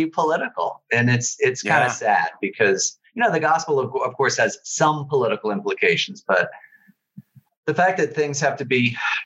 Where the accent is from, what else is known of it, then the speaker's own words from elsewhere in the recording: outside of Philadelphia, Pennsylvania, United States; growing up outside of Philadelphia